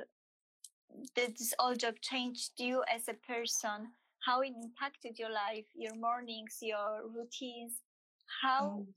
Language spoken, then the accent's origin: English; Silesian Voivodeship, Poland; accent: Silesian; English is a second language; moved away; I'm from Silesia